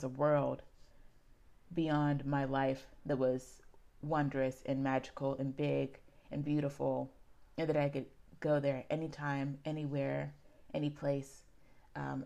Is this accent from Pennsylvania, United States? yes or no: yes; Pittsburgh, Pennsylvania, United States; I grew up in Garfield, which is a neighborhood in Pittsburgh on the East End